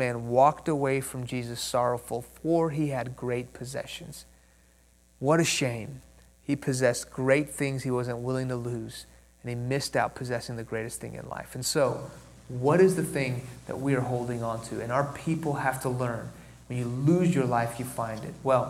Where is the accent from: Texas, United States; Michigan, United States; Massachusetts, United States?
Texas, United States; Houston; first language Persian; English is a second language; also born or lived in Iran; I was born in Houston. When I was 2 years old, my family moved to Iran, where my parents are from. When I was 6 years old, the Islamic Revolution of the late 70s hit that country. We moved back to Houston. I didn't speak English. I spoke Farsi